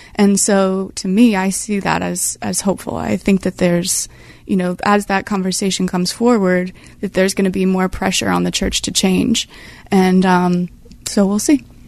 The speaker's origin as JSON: {"language": "English", "region": "Pennsylvania", "country": "United States", "tie": "born or raised there", "said": "growing up in Pennsylvania my whole life"}